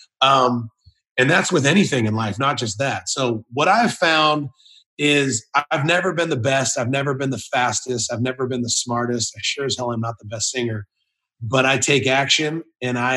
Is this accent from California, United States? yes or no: yes; California, United States; moved away as an adult; now in Tennessee, United States; I was born and raised in California. I was always proud to be a California kid